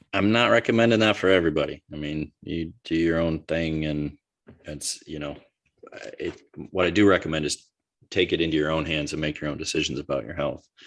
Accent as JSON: {"language": "English", "country": "United States", "said": "I'm just as an American"}